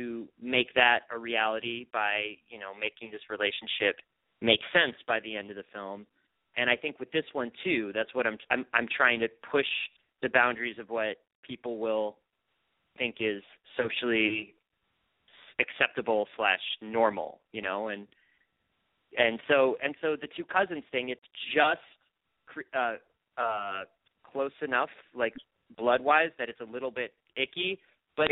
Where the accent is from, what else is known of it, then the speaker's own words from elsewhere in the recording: Massachusetts, United States; I'm from Massachusetts too